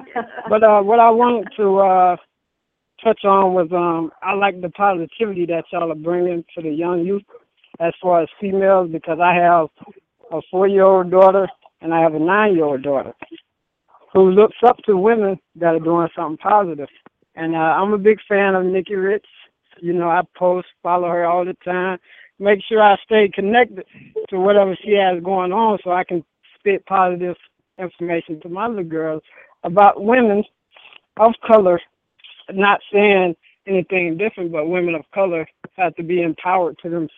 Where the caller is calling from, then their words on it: Las Vegas, Nevada, United States; I'm calling from Vegas.